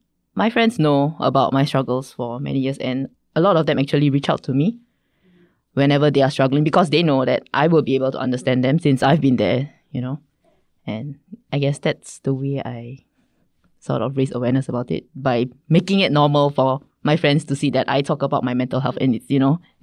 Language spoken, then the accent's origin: English; Singapore; moved away as an adult; now in South Korea; I grew up in Singapore